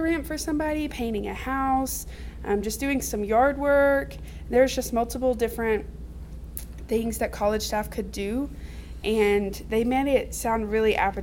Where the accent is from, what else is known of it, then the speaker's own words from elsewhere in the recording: Fort Smith, Arkansas, United States; now in Russellville, United States; I was raised in the Greenwood, Fort Smith area. Now I live in Russellville.